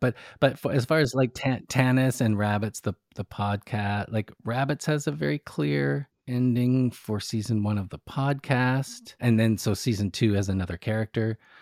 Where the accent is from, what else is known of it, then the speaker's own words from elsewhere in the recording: Canada; I'm Canadian